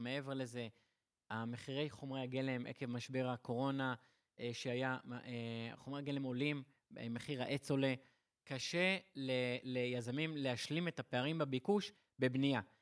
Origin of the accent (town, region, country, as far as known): Israel